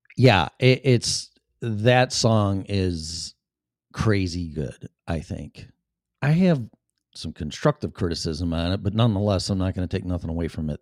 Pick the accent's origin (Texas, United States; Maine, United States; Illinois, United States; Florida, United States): Illinois, United States; Chicago; accent: Chicago; my Chicago accent